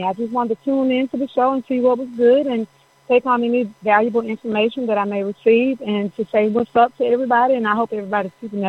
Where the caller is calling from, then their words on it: Tuscaloosa, Alabama, United States; I'm calling from Tuscaloosa, Alabama.